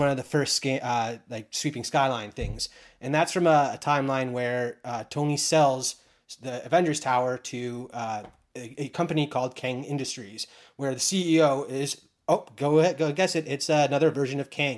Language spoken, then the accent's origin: English; Canada; being Canadian